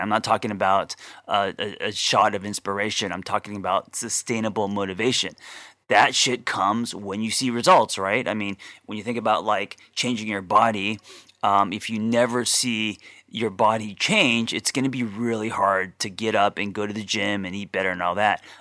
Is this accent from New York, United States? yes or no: no; Glendale, California, United States; I grew up in Glendale